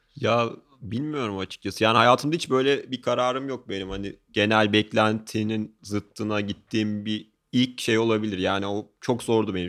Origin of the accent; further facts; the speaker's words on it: Ankara, Turkey; ben çok başarı şey bir dolu bir lisede büyüdüm. Ee, işte Ankara'da Gazi Anadolu Lisesi